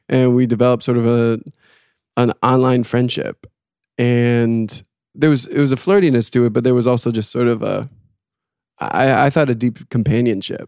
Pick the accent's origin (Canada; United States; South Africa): United States; South Portland, Maine; I am from South Portland, Maine